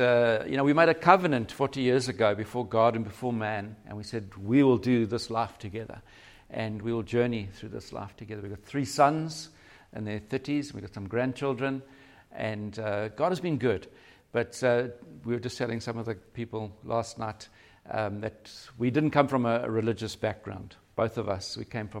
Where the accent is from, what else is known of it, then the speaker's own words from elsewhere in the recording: Cape Town, Western Cape, South Africa; Yeah, so we're from Cape Town